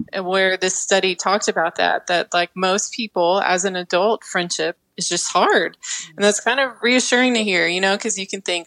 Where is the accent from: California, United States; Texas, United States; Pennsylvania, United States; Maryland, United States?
Texas, United States; now in Arkansas, United States; I grew up in Texas, but now live in Arkansas.